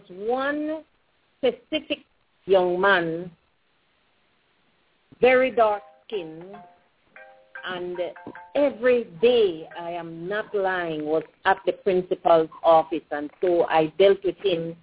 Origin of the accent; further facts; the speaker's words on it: Pomona Valley, Stann Creek District, Belize; I grew up in the Pomona Valley, so I went to country school